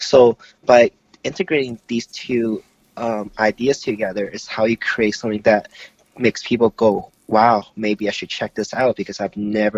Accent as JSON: {"language": "English", "country": "Hong Kong", "also_born_or_lived": "Florida / Oklahoma / New York", "lives_now": "Toronto, Canada", "said": "I lived around Florida, Oklahoma, New York, but I was originally from Hong Kong."}